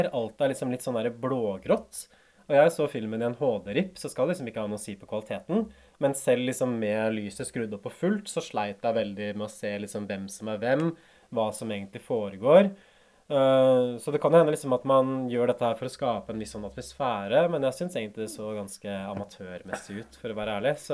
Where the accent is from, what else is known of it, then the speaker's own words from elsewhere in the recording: Hamar, Innlandet, Norway; also born or lived in Oslo; Ikke fødeby, jeg er født i Oslo, faktisk. Men jeg vokste på Hamar.